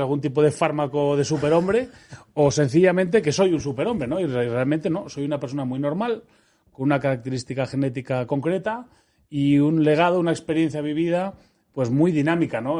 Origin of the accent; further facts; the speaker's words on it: Madrid, Community of Madrid, Spain; moved away as an adult; also born or lived in Seville / Almería / Netherlands / Switzerland; yo soy, español, soy madrileño, nací en el año 74